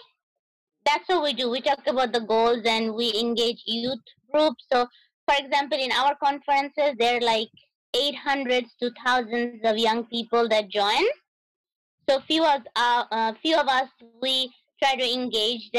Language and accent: English; New York City, New York, United States; also born or lived in Dinajpur, Bangladesh / Boston; I grew up in Brooklyn, but I was born in Dinajpur, Bangladesh. But I haven't been to back home much because I came here with my family when I was like a preteen and like 11 years old